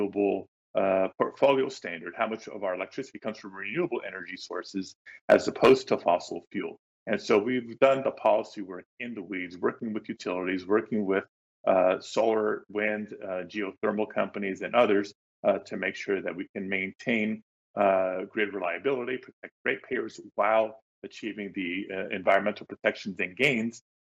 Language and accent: English; Los Angeles, California, United States; a young Latino growing up in Los Angeles, you know, born in the 70s, kind of raised in the 80s and 90s